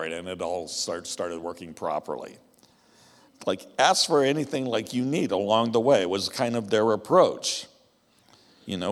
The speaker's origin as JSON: {"language": "English", "region": "the American West", "country": "United States", "tie": "born or raised there", "said": "I grew up in the American West, where the ranchers were"}